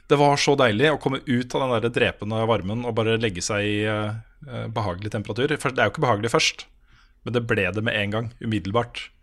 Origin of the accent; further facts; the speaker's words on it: Vansjø, Østfold, Norway; jeg vokst opp jeg vokste opp i Vansje, vet du.